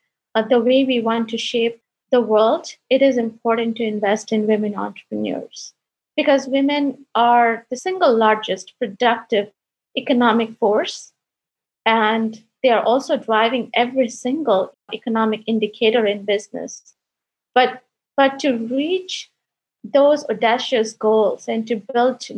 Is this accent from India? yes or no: yes; India; I'm the first girl in my family to get education. I come from India